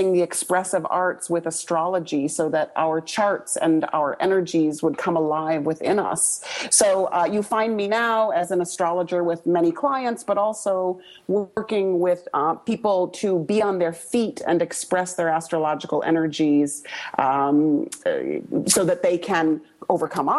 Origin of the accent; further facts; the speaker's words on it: Fargo, North Dakota, United States; I grew up in Fargo, North Dakota, which was a rather conservative place to grow up